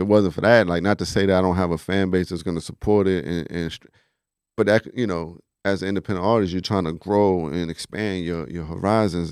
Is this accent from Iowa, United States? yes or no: no; New York City, New York, United States; I'm originally from the Bronx, um, you know, and all my family's out there just growing up as a Puerto Rican kid in the Bronx